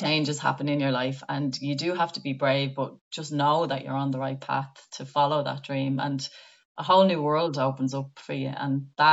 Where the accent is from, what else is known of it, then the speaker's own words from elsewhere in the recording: Ireland; as Irish people